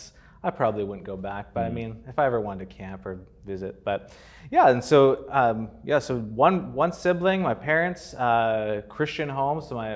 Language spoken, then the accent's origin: English; Northwest Territories, Canada; also born or lived in Calgary, Alberta; so I was born in Calgary in Alberta, and my family moved around a bit through my growing up years. So I moved to the Northwest Territories for a time. We were there for about 9 years.